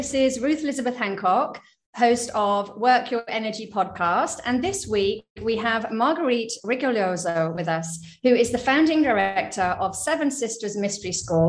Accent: United Kingdom; Obviously, I'm British.

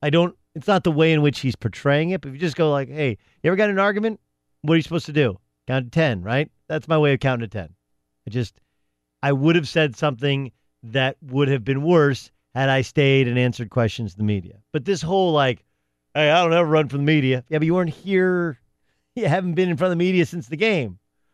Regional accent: Miami, Florida, United States; I'm from Liberty City.

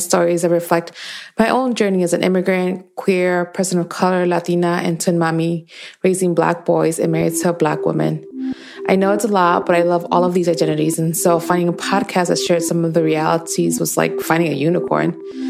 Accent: Chicago, Illinois, United States; also born or lived in Mexico City; now in Portland, United States; I live in Portland, Oregon, but I'm from Chicago via Mexico City.

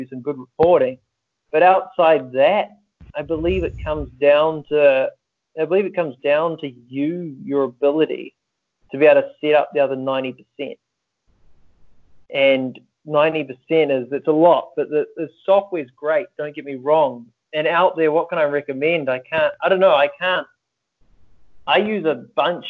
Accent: Auckland, New Zealand; I'm from New Zealand, Auckland, a little place at the end of the world.

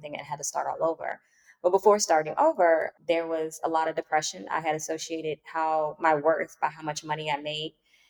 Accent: Washington, District of Columbia, United States; moved away as an adult; now in Lisbon, Portugal; I'm currently in Lisbon, Portugal, and I'm from Washington, D.C.

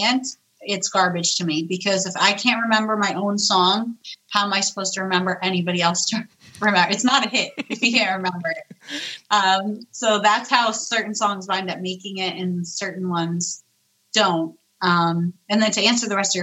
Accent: New York, United States; I'm Italian. I'm a New Yorker.

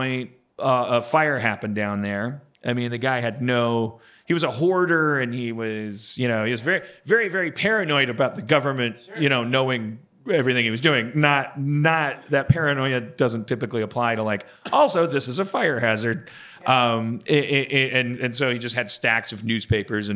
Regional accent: Wisconsin, United States; I'm from Wisconsin

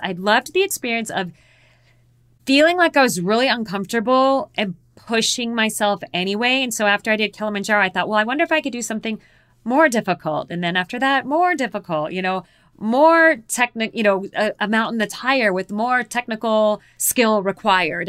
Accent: Phoenix, Arizona, United States; I was born and raised in Phoenix, Arizona

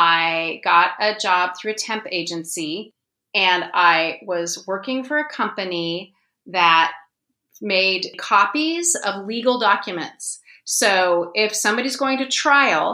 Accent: Ashland, Oregon, United States; moved away as an adult; now in Seattle, United States; I live in Seattle. I grew up in Ashland, Oregon. I'm a Northwesterner

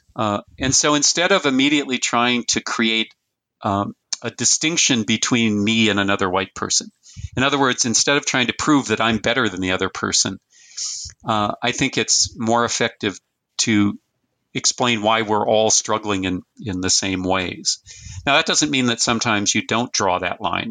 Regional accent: Fargo, North Dakota, United States; I was born in 1958 in Fargo, North Dakota, or in, in North Dakota.

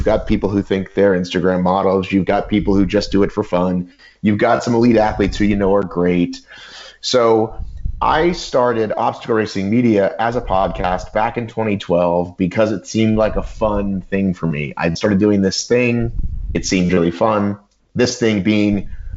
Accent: United States; you could sort of think of me as an American

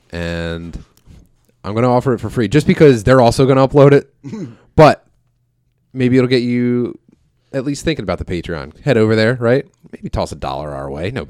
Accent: Philadelphia, Pennsylvania, United States; I D- don't get me wrong, dude. I grew up in Philly. I'll do it.

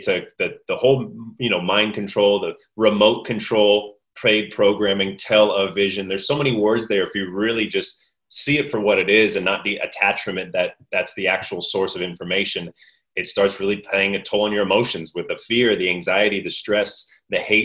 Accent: Orange County, Southern California, United States; also born or lived in Mexico; I'm Orange County, born and raised in Southern California

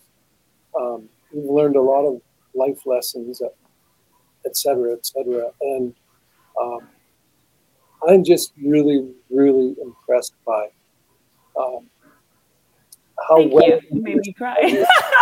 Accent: Saskatchewan, Canada; I come from Saskatchewan, so a lot of my experience is obviously Saskatchewan-based

